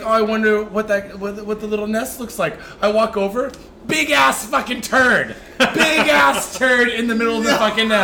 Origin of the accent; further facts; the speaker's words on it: Seattle, Washington, United States; now in Japan; I'm from Seattle